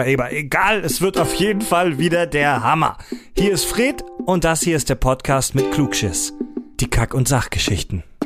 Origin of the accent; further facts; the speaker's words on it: Eisingen, Baden-Württemberg, Germany; now in Hamburg, Germany; Ich bin heute im ganz tiefen Baden-Württemberg in meiner alten Heimat. Wir befinden uns in Eisingen